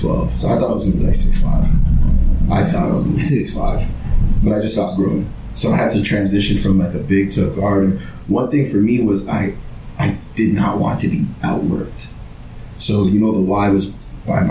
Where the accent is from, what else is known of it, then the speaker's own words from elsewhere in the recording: Toronto, Ontario, Canada; also born or lived in Brampton, Ontario; growing up in Scarborough